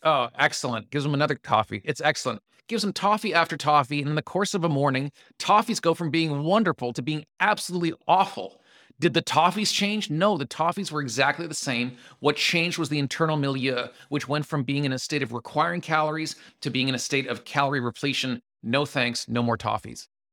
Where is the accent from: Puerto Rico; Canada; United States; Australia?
Canada; I'm Canadian